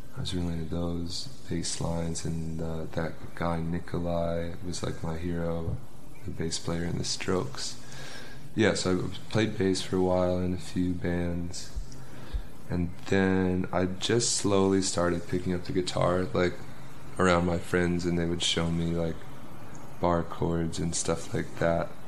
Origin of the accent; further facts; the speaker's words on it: Pleasantville, New York, United States; i grew up in pleasantville which is part of westchester which is like 40 minutes north on the train